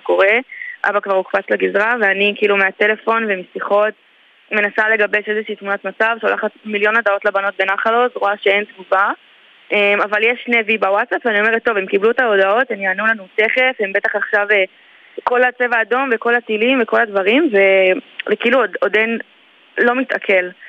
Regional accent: Elei Sinai, Gaza Strip, Palestine; also born or lived in Netiv HaAsara / Gush Katif; now in Ashkelon, Israel; אז אני נולדתי באלי סיני, שזה בצפון רצועת עזה.

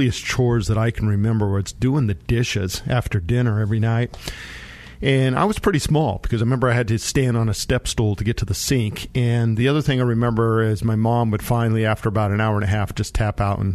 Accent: Monte Vista, Colorado, United States; I grew up down in Monta Vista in the San Luis Valley

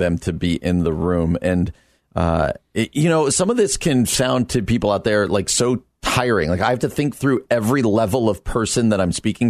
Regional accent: New Jersey, United States; New Jersey, my home state

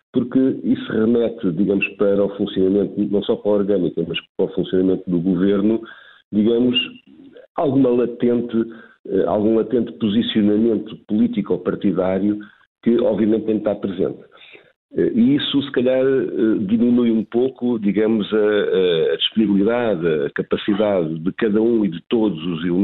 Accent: Portugal

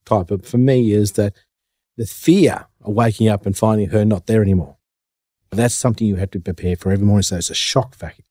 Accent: Narrandera, New South Wales, Australia; now in Canberra, Australia; Mob's Wadjeri. I'm from the Narrandera mob.

